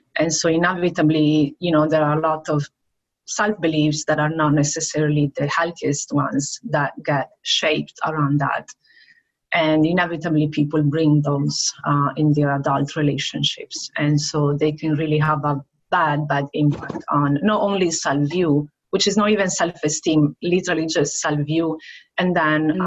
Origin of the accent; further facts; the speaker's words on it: Venice, Veneto, Italy; moved away as an adult; now in Brandon, United States; from Italy, from the Venice area